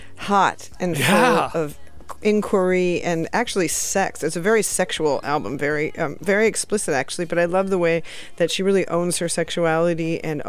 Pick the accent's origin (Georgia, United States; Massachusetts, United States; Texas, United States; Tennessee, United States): Tennessee, United States; Nashville; my hometown of Nashville, Tennessee.